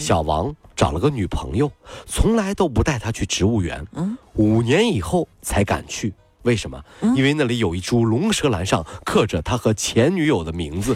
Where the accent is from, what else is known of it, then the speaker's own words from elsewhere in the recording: Ningbo, Zhejiang, China; 我作为宁波人